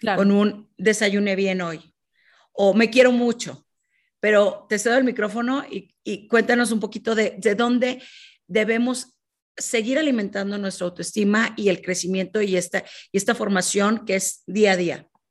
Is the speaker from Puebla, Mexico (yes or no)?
no; Monterrey, Nuevo León, Mexico; now in Mexico City, Mexico; desde mi tierra natal, que es Monterrey. Yo me encuentro en Ciudad de México